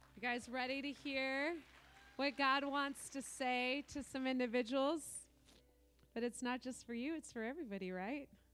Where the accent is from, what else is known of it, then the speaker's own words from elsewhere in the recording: Oregon, United States; I'm from Oregon